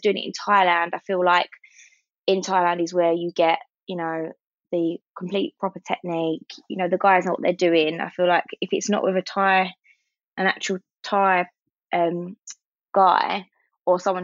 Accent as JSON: {"language": "English", "region": "London", "country": "United Kingdom", "also_born_or_lived": "Sydney", "said": "I think I'm such a Londoner. I didn't realise how much of a Londoner I was."}